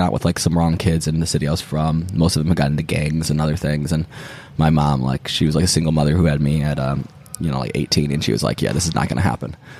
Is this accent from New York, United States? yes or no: no; Kalamazoo, Michigan, United States; also born or lived in Detroit; I'm from Kalamazoo originally. That's the city I was I was oh, born in, right. and then but I had moved. we had just moved to Detroit